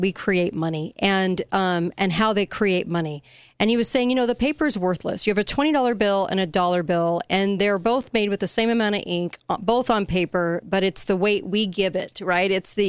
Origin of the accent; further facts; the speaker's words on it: California, United States; moved away; I'm from California. I was raised there